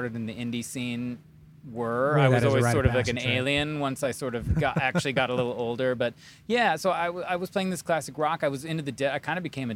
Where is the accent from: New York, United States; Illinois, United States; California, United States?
Illinois, United States; near Chicago; also born or lived in Wisconsin; Actually born in Wisconsin. I'm a little bit of like moved around, but I mostly grew up near Chicago and then moved into the city of Chicago